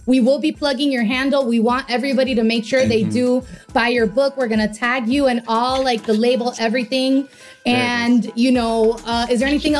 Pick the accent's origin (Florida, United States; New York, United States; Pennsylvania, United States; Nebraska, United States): Florida, United States; Miami; moved away as an adult; now in Los Angeles, United States; from living in LA 9 years now, I'm from Miami